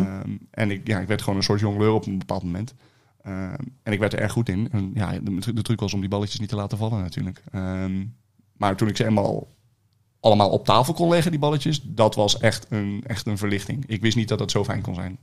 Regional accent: Rotterdam, South Holland, Netherlands; also born or lived in Delft; Rotterdam. Rotterdam. Rotterdam. Drie jaar in Delft gewoond en voor de rest altijd, eh, altijd in Rotterdam.

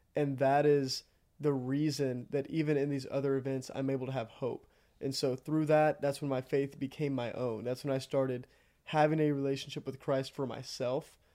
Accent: Iola, Texas, United States; I'm from Iowa, Texas, about thirty minutes outside of College Station

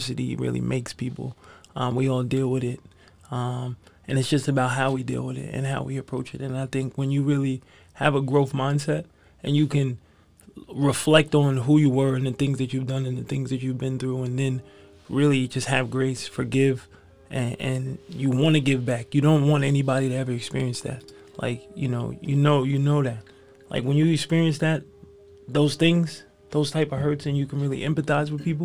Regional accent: Huntington, New York, United States; I'm from Huntington

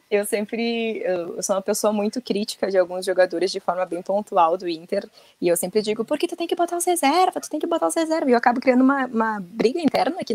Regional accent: Rio Grande do Sul, Brazil; porque eu sou aqui da Serra, mas eu sempre que possível tava no Beira Rio, né?

